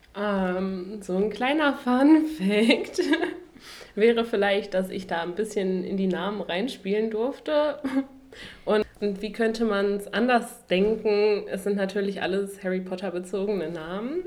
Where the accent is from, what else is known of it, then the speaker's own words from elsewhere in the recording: Duisburg, North Rhine-Westphalia, Germany; moved away as an adult; now in Dresden, Germany; ich studiere jetzt hier in Dresden, komme aber ursprünglich aus Duisburg